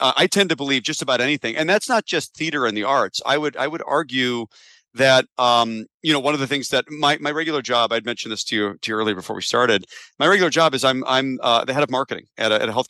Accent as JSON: {"language": "English", "town": "Chicago", "region": "Illinois", "country": "United States", "said": "I'm from Chicago, and I stayed here. Went to school at Northwestern"}